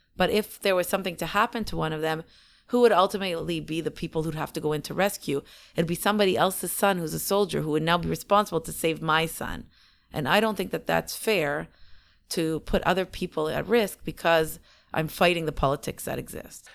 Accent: Canada; moved away as an adult; also born or lived in Israel; we're so many generations Canadian

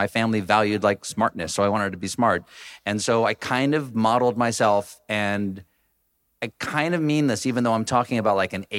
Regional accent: James Island, South Carolina, United States; accent: Southern; moved away as an adult; When I was growing up on James Island, South Carolina, outside of Charleston. Really? Willow Lake Road.

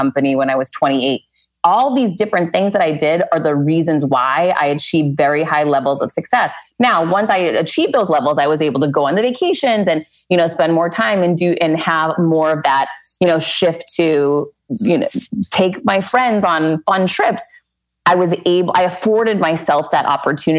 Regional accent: Worcester, Massachusetts, United States; now in Miami, United States; growing up in Worcester, it was so incredibly different.

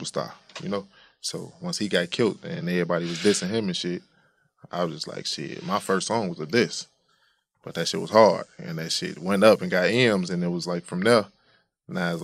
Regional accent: Chicago, Illinois, United States; I'm from Chicago

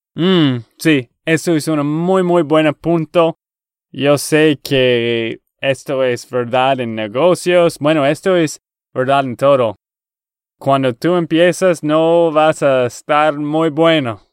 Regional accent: Texas, United States; accent: gringo; Spanish is a second language; de Texas, Estados Unidos.

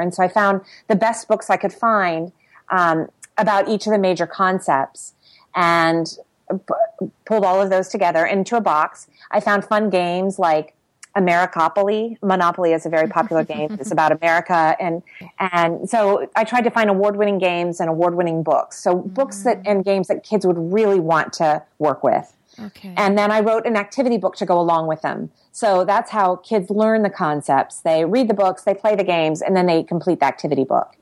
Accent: Ohio, United States; moved away as an adult; also born or lived in Washington D.C. / Tbilisi / Quito / Kyiv; now in Asunción, Paraguay; I grew up in Ohio on a on a small organic farm with hippie parents

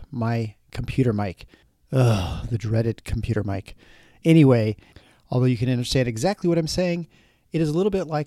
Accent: Midwest, United States; We're both kids from the Midwest

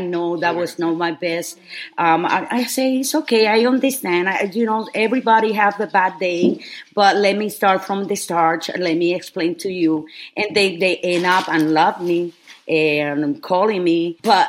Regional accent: Lares, Puerto Rico; English is a second language; moved away as an adult; now in Texas, United States; I born in Lares, Puerto Rico, which is a very small town.

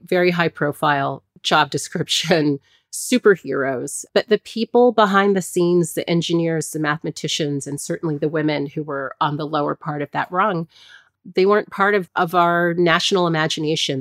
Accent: Hampton, Virginia, United States; I grew up in Hampton, Virginia

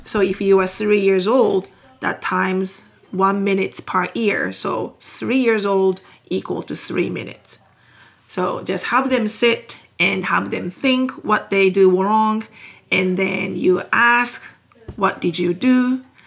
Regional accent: Japan; English is a second language; moved away as an adult; now in Texas, United States; I am 100% Japanese. So okay. that means I am born and raised in Japan

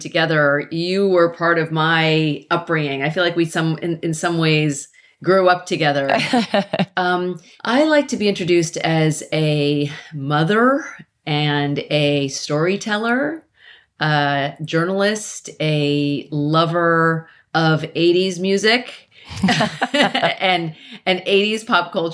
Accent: Carmichael, California, United States; I grew up in Carmichael, California

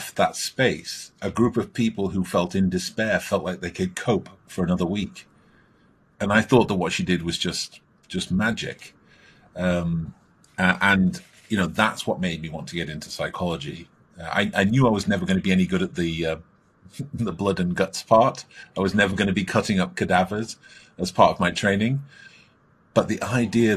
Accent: Stockport, North West England, United Kingdom; I grew up in Stockport, which is in the north of England.

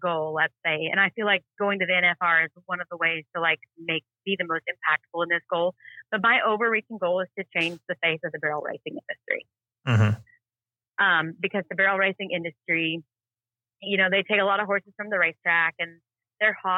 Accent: Texas, United States; also born or lived in Duncan, Oklahoma; I grew up in Texas

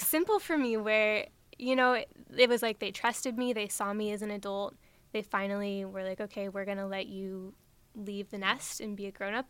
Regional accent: Nebraska, United States; I grew up in Nebraska

